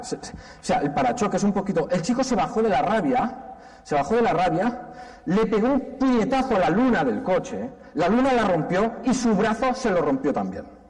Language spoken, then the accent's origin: Spanish; Valencia, Valencian Community, Spain; Y yo soy valenciano.